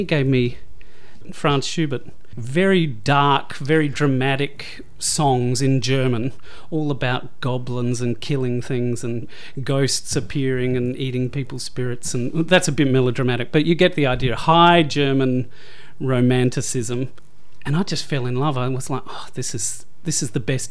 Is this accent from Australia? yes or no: yes; Adelaide, South Australia, Australia; moved away as an adult; also born or lived in Hamilton, Victoria / Melbourne; My dad was a teacher out in the country, and he got a job in the education union in Adelaide, which prompted our family to move when I was, I think, four years old. And so spent my childhood in Adelaide, spent my teenage years in Adelaide